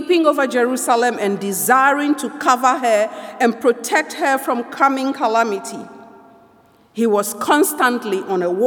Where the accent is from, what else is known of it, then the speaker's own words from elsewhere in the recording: Ghana; now in Toronto, Canada; I come from Ghana